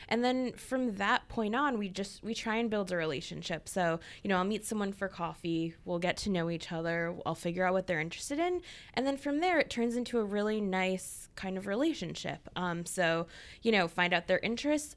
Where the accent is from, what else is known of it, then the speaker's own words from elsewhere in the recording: Chicago, Illinois, United States; now in Boston, United States; I'm from Chicago um, not New York, but I grew up in a very Jewish suburb of Chicago